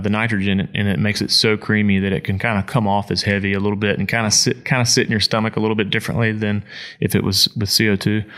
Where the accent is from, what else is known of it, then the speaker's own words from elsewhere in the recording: Mississippi, United States; moved away; I'm not, I'm not from Appalachia. I'm from Mississippi